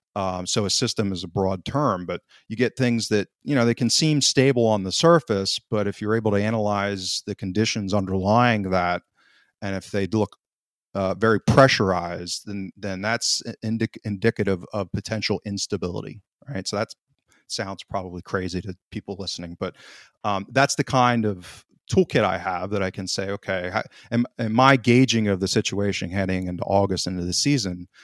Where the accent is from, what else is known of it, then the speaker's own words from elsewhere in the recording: United States; I'm an American, born and raised